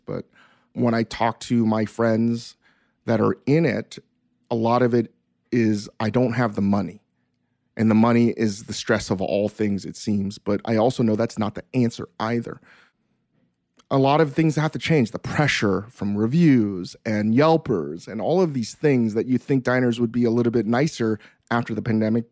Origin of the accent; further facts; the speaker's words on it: New York City, New York, United States; moved away as an adult; now in Los Angeles, United States; where I grew up in the East Coast and in New York City